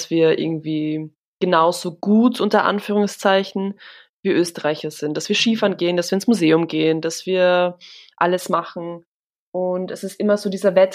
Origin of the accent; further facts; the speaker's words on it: Warsaw, Masovian Voivodeship, Poland; weil wir kommen halt eben aus Warschau und halt eben erst im Norden, da gibt's halt keine Berge.